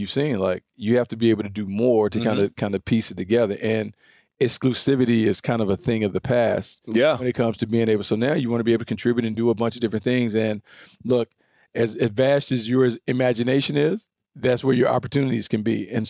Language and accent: English; the South, United States; So, but you guys know I'm from the South.